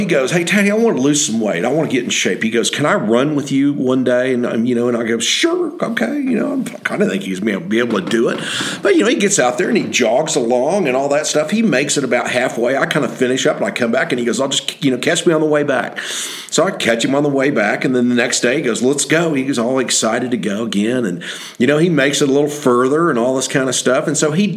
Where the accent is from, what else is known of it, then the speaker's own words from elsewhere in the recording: Oklahoma, United States; also born or lived in Henry's Lake, Idaho; back in Oklahoma when we got back home